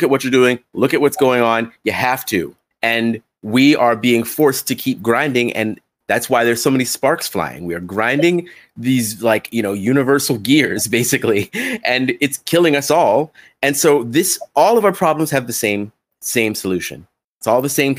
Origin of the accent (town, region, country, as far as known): United States